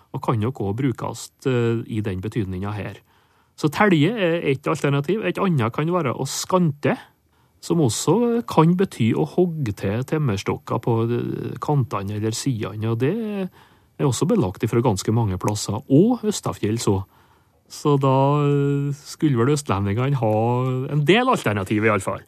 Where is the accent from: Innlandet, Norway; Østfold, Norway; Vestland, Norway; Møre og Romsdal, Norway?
Møre og Romsdal, Norway; Nordmøre; et adjektiv som vi har på Nordmøre, der jeg kommer ifra